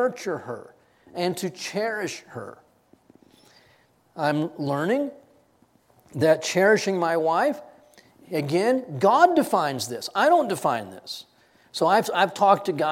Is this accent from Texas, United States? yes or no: yes; Texas, United States; I grew up in Texas